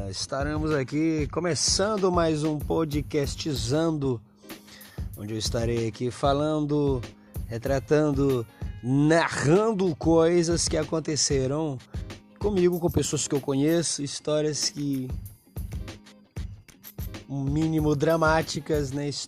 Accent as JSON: {"language": "Portuguese", "region": "Maranhão", "country": "Brazil", "said": "Para quem não me conhece, eu sou do interior do Maranhão, do interior, não sou da cidade grande, não sou um cara. Acho que a maioria dos nordestinos vieram do interior uh, em busca de oportunidades na cidade grande."}